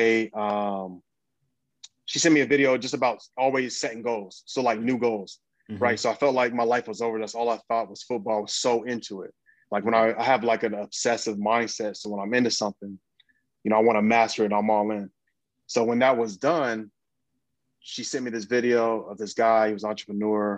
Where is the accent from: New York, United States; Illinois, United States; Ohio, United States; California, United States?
Ohio, United States; Dayton; now in Los Angeles, United States; I'm from Dayton, Ohio. And then, but I live